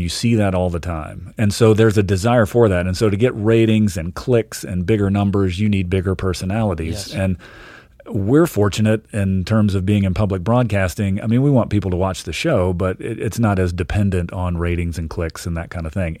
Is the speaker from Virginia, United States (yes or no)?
yes; Richmond, Virginia, United States; now in Montana, United States; I moved around a bit uh, early on, but mainly grew up in Virginia